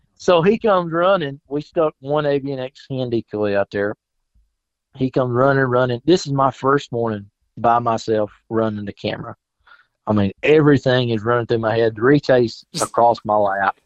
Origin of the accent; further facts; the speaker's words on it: South Carolina, United States; moved away as an adult; I grew up in South Carolina, moved here five years ago